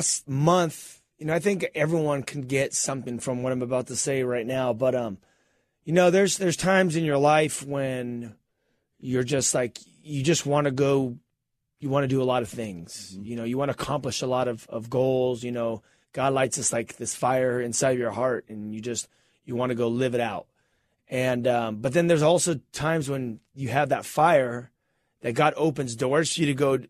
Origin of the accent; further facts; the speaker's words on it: California, United States; It is true. We are from Southern California.